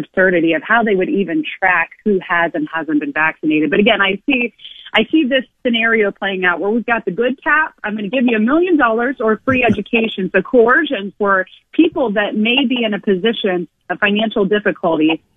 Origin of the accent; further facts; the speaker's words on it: United States; as an American